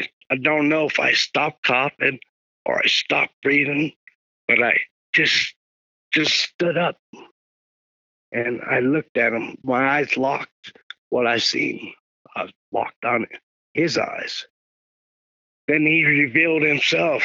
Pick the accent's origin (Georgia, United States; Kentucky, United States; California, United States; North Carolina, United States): California, United States; Los Angeles; I was born and raised in South L.A., in Carson, Long Beach, Wilmington, San Pedro, Compton area.